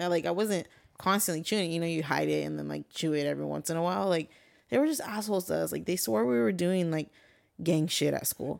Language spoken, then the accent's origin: English; Guadalupe, United States; moved away; growing up in Guad